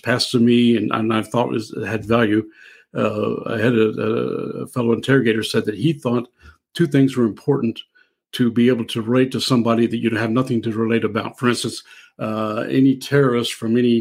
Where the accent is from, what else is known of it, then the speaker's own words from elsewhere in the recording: Southern Illinois, United States; I'm from Southern Illinois, and I'll eat Mississippi River carp in the spring and the fall